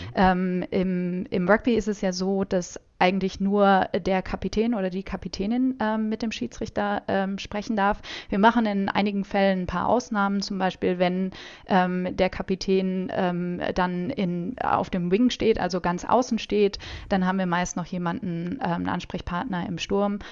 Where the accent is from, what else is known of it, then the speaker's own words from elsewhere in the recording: Germany; mich auch als Deutsche